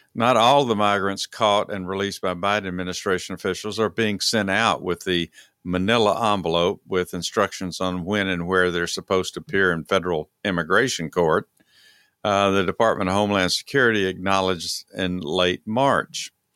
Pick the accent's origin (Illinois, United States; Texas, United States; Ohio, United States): Texas, United States; moved away; I'm from Texas